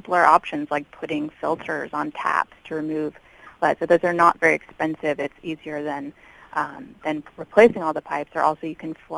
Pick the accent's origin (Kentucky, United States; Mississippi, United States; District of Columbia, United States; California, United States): District of Columbia, United States; Washington; my hometown of Washington, D.C.